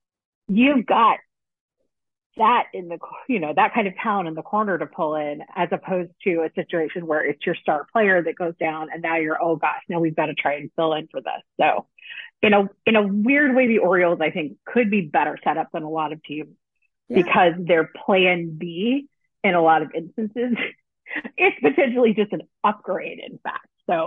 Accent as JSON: {"language": "English", "country": "United Kingdom", "said": "So I'm a Brit outside there."}